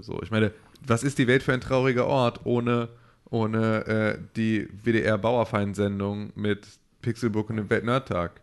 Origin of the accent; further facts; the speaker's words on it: Germany; als Deutsche